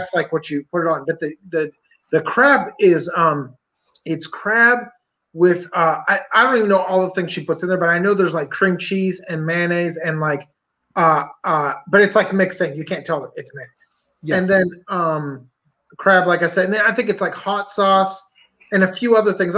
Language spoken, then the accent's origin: English; Pennsylvania, United States; I'm from Pennsylvania